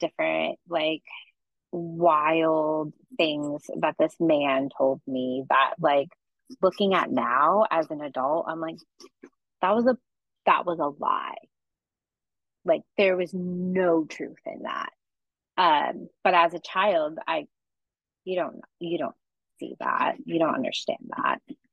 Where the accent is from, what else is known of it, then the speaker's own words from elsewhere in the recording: California, United States; I grew up in California